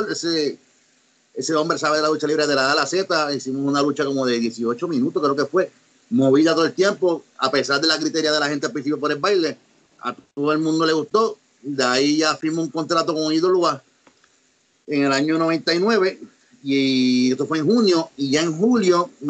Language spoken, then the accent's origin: Spanish; Mexico; fui a Japón como, como mexicano, yo fui con una máscara